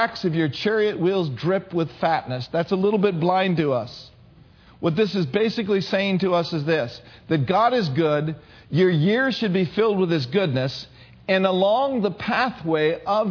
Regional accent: Minneapolis, Minnesota, United States; moved away; I grew up in the north. I'm from Minneapolis, Minnesota.

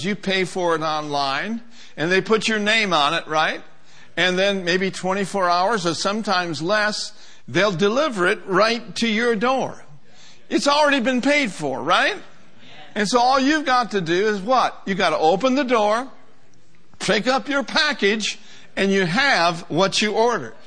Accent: Minneapolis, Minnesota, United States; I grew up in Minneapolis, Minnesota, and I was born in 1950

